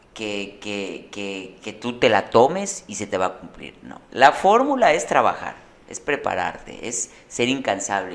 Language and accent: Spanish; Yucatán, Mexico; como yucateco